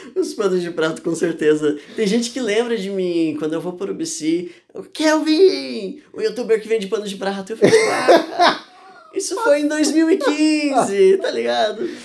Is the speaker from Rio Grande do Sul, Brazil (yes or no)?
no; Urubici, Santa Catarina, Brazil; eu nasci em Urubici, né? No interior de Santa Catarina.